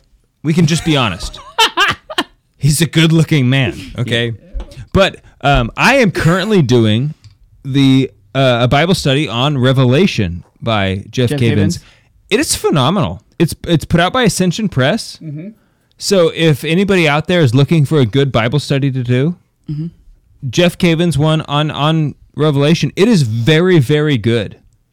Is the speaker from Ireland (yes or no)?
yes; Ireland; Yes, because I am Irish, and I eat butter.